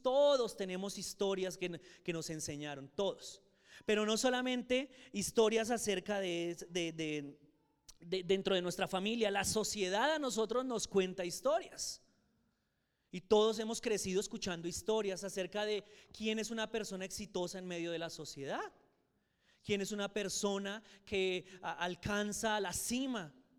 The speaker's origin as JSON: {"language": "Spanish", "town": "Soacha", "region": "Cundinamarca", "country": "Colombia", "tie": "born or raised there", "also_born_or_lived": "Boyacá", "said": "yo viviendo en Soacha"}